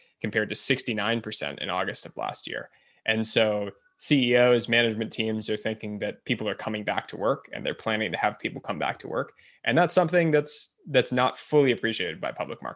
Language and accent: English; United States; as an American